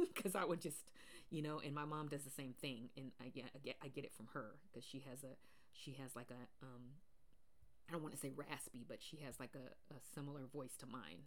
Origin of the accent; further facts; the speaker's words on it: Pacific Northwest, United States; I grew up in the Pacific Northwest